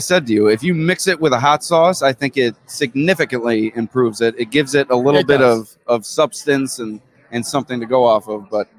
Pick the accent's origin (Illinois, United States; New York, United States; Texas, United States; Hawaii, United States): New York, United States; Batavia; 2009 graduate of Batavia High School, born and bred in Batavia, lived there my whole life.